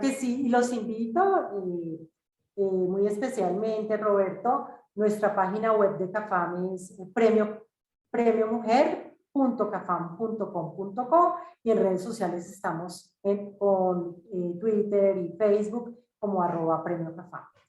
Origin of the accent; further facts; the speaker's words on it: Colombia; somos colombianos, colombianos, colombianos al 100%